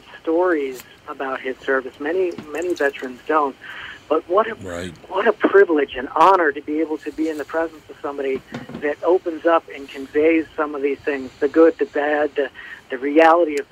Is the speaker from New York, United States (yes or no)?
yes; upstate New York, United States; also born or lived in Ellwood City, Pennsylvania; I was born outside of Pittsburgh, Pennsylvania, in a small city called Elwood City, Pennsylvania. But I grew up upstate New York for most of my formative